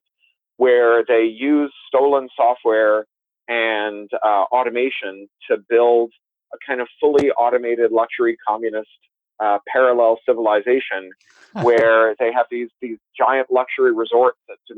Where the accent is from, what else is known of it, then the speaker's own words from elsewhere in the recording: Canada; also born or lived in United Kingdom; now in Southern California, United States; I'm Canadian by birth. I also have British citizenship. I live in Southern California